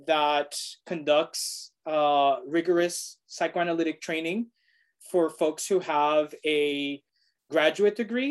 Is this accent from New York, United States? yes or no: yes; New York City, New York, United States; I am a native New Yorker. I was born and raised in Brooklyn, but my family, my parents are from Puerto Rico